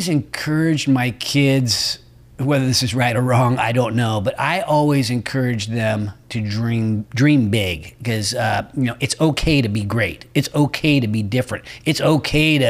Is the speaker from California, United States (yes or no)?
yes; Roseville, California, United States; My old stomping grounds. I grew up in Roseville